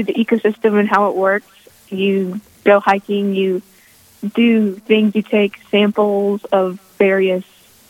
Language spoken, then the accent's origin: English; Mitchell, South Dakota, United States; Mitchell, South Dakota.